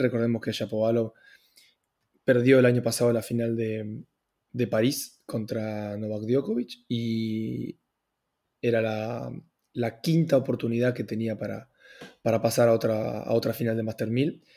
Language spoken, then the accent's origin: Spanish; Argentina; also born or lived in Italy; Hablo como argentino